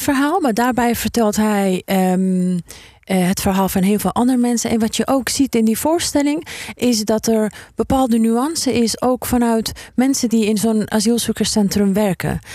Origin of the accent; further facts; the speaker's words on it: Afghanistan; now in Netherlands; Afghanistan zit, eh, in mijn hart omdat, ehm, ik daar geboren ben en omdat mijn roots daar liggen